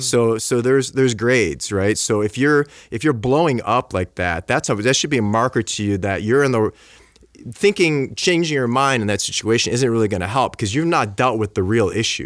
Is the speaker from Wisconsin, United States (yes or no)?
no; Buffalo, New York, United States; I'm from Buffalo, so I grew up like